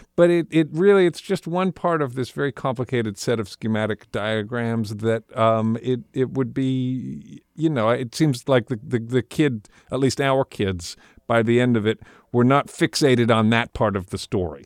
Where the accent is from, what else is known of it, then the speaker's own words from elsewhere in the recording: United States; I, as a American man and also as a Jewish American man